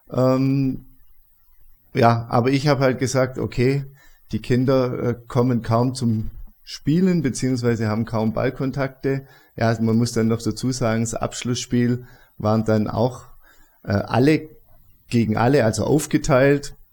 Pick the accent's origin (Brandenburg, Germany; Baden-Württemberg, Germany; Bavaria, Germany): Baden-Württemberg, Germany; Stuttgart; now in Augsburg, Germany; ich bin in Stuttgart groß geworden. Ähm, auch im Süden ist es, ähm, wohne mittlerweile in Augsburg